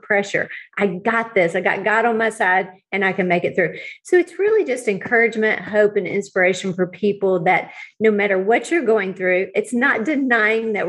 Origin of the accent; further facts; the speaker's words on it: Houston, Texas, United States; moved away as an adult; now in Dallas, United States; I grew up in Houston